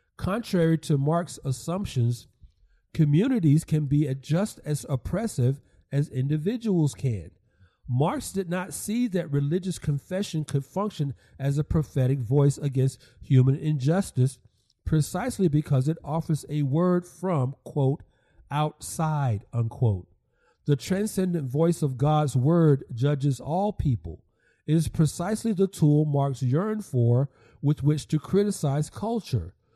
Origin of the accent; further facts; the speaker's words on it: Atlanta, Georgia, United States; Southeast Atlanta, my hometown